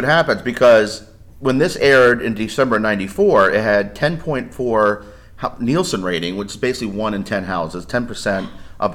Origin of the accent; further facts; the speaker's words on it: Gaithersburg, Maryland, United States; my hometown in Gaithersburg and Germantown in Rockville.